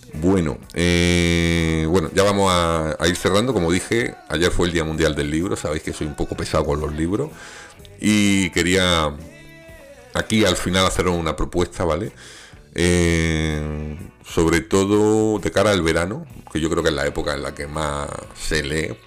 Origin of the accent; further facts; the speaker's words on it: Granada, Andalusia, Spain; yo vengo de Granada, que allí tenemos el polígono de las Manjayas